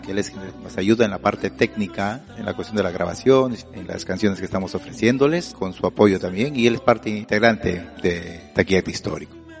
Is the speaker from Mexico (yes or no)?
no; Chiclayo, Lambayeque, Peru; now in Athens, Greece; regresar a Chiclayo